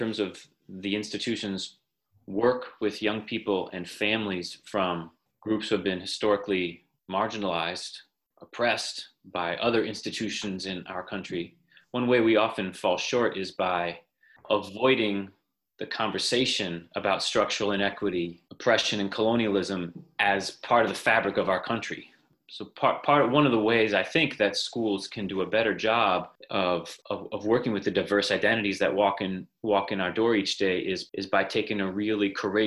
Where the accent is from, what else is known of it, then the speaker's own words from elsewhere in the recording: Moretown, Vermont, United States; moved away as an adult; also born or lived in New York City / West Africa; I grew up in Vermont, went to Harwood Union High School, and grew up in Moortown